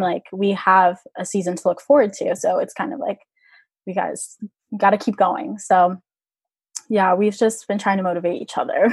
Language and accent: English; Orlando, Florida, United States; I'm from Orlando, Florida, and there was a club um, in the area that I grew up